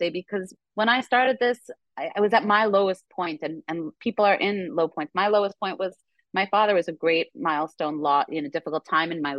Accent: New York, United States; I'm a New Yorker

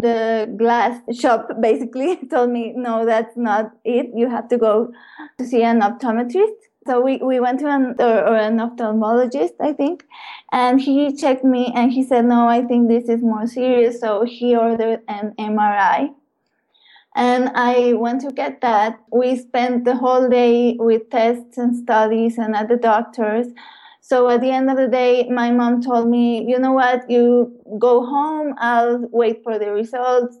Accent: Puebla, Mexico; I was born in Puebla in Mexico, and I was born into a really loving family

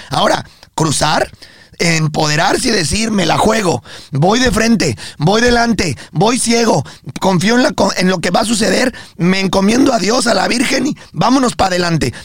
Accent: Mexico; now in United States; nosotros también somos personas que vivimos aquí en Estados Unidos y nos consideramos orgullosamente mexicanos

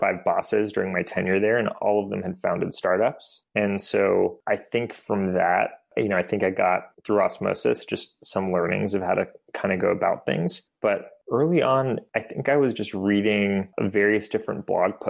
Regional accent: Bay Area, California, United States; also born or lived in Boston; I grew up in the Bay Area

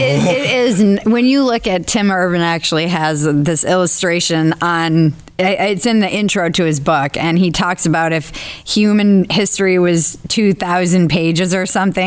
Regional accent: New England, United States; moved away; also born or lived in Los Angeles, California; my hometown, where it's a small New England village

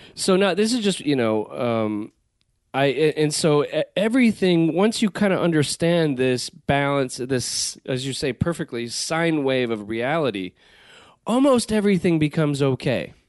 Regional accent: Southern California, United States; growing up in Southern California, where the weather tends to be good all the time

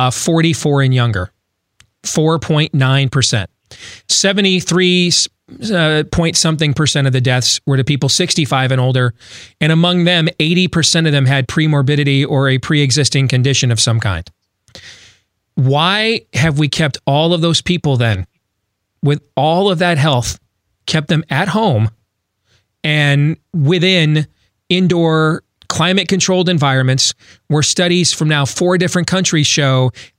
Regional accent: Des Moines, Iowa, United States; here in my hometown of Des Moines.

